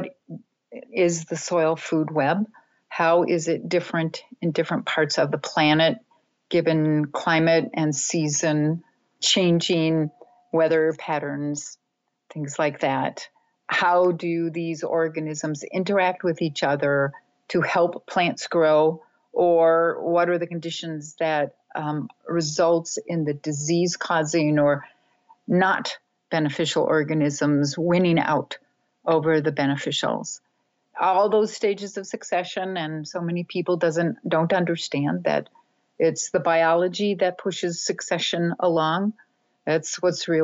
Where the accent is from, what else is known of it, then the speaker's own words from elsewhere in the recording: Minnesota, United States; I grew up in Minnesota, so the frigid Northlands